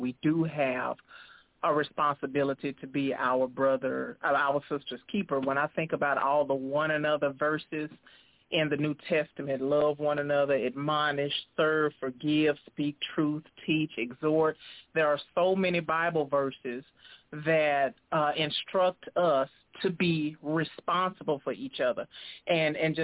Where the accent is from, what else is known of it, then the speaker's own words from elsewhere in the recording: Dallas, Texas, United States; moved away as an adult; now in Texarkana, United States; I am originally from Dallas, Texas, and I relocated to Texarkana, Texas about 4 years ago